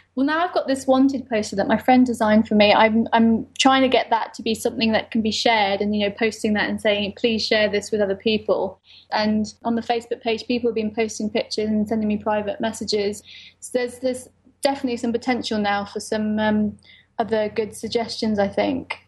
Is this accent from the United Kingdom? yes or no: yes; United Kingdom; I'm British Lebanese